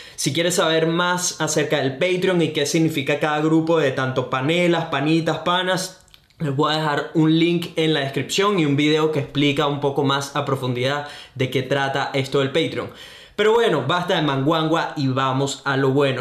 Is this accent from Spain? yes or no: no; Venezuela; now in Brisbane, Australia; soy un venezolano, un latino que vive en Brisbane, Australia